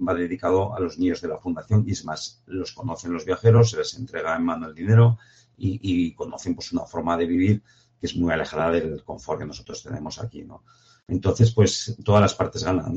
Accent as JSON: {"language": "Spanish", "town": "Jaca", "region": "Aragon", "country": "Spain", "tie": "born or raised there", "said": "yo soy nacido en Jaca, que, estaba cerca de las montañas"}